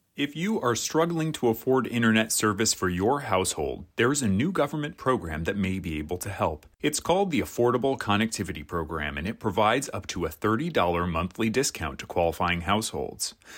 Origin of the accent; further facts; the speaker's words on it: Massachusetts, United States; my home state